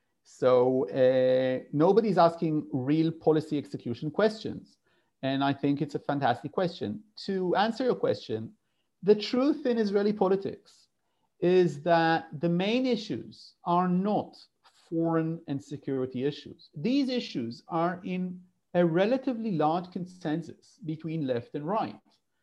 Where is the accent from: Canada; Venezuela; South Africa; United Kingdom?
United Kingdom; London; born there; I'm a UK citizen also, beyond being, you know, and I was born in London.